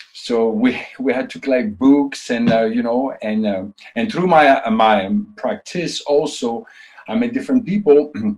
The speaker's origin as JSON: {"language": "English", "country": "Canada", "second_language": "English", "said": "because I'm also a Canadian, and I was like 8 years old"}